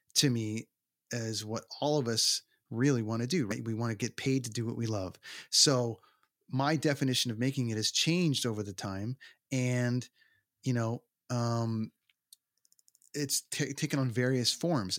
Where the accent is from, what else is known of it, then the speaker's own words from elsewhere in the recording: Toronto, Ontario, Canada; the arena in my hometown